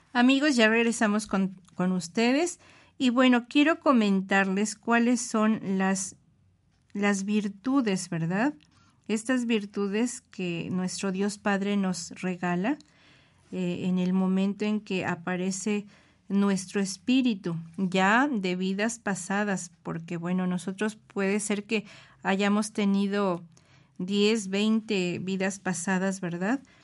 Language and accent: Spanish; Mexico City, Mexico; nuestra Ciudad de México